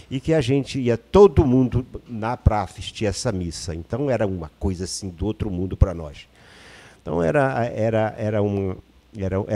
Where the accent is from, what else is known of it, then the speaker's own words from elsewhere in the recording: Maranhão, Brazil; now in Rio de Janeiro, Brazil; vivi a minha vida quase toda no Rio de Janeiro, mas eu sou maranhense. E onde eu nasci, eu acho que o povoado onde eu nasci, é bom que a gente registre aqui, tinha 11 casas.